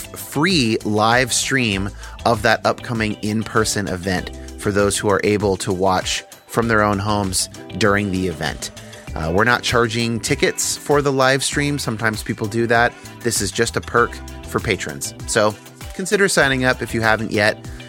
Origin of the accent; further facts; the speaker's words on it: United States; And isn't it convenient that I was raised in the United States, and so I'm more likely to think that Christianity is correct?